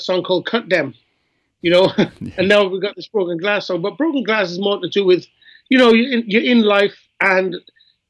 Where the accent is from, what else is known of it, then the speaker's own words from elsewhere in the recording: Wales, United Kingdom; I'm Welsh as well